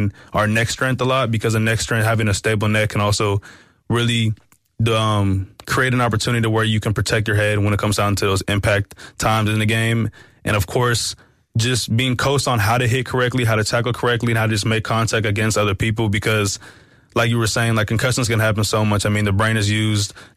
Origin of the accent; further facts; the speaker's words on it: Fort Worth, Texas, United States; moved away as an adult; now in South Bend, United States; I'm from Fort Worth, Texas.